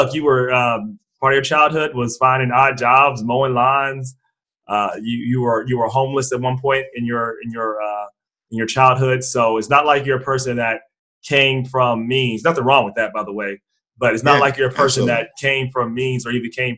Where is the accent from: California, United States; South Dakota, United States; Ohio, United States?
Ohio, United States; Cincinnati; I'm from Cincinnati, Ohio